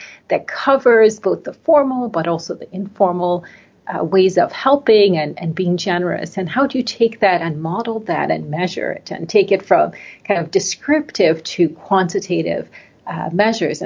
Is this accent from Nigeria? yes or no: yes; Nigeria; moved away; I grew up in Nigeria in West Africa. My mother is American. My father is Nigerian.